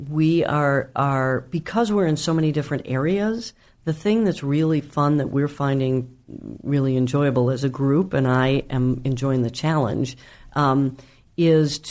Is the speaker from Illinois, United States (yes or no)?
yes; Chicago, Illinois, United States; also born or lived in New York; I'm from Chicago and I live in Chicago, really, even though my company is based